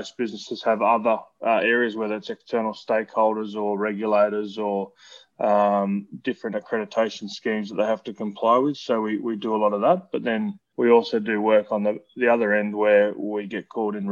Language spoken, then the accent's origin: English; Brisbane, Queensland, Australia; also born or lived in Newcastle, New South Wales; I was born in Newcastle in Belmont down there. But then we moved back to Queensland when I was about six. Grew up here and always been kind of western suburbs of Brisbane